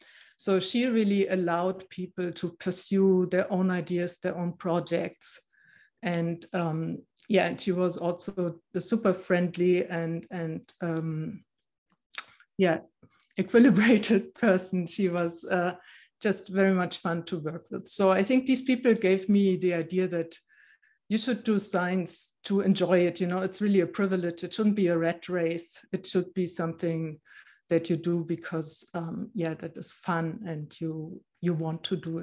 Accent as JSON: {"language": "English", "country": "Germany", "tie": "born there", "second_language": "English", "said": "I said in the beginning that I was born in East Germany. So I didn't know any other place."}